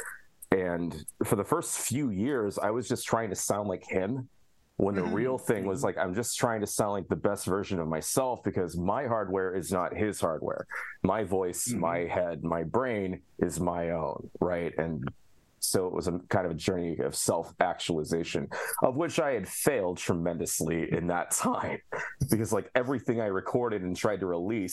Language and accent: English; Alpha, Illinois, United States; my hometown of Alpha, Illinois